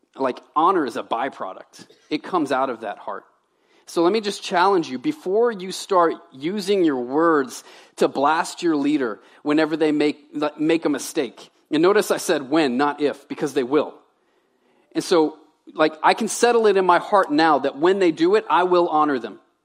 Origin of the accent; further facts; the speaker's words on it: Baton Rouge, Louisiana, United States; moved away as an adult; also born or lived in Tennessee / Medway, Maine; now in Maine, United States; I'm a Southern boy. I was raised in Baton Rouge